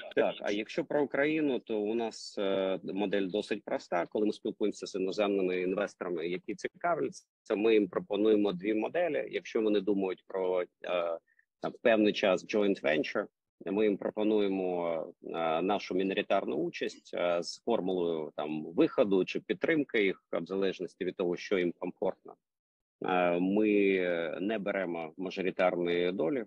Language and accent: Ukrainian; Kyiv, Ukraine; accent: Russian accent; як киянин погано знає українську мову і з таким російським акцентом розмовляю